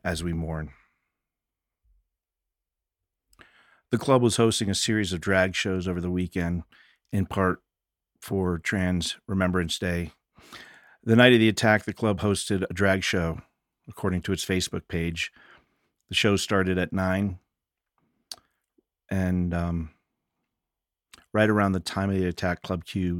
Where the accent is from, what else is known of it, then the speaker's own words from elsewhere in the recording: Fort Collins, Colorado, United States; growing up in the same sort of scenes in Fort Collins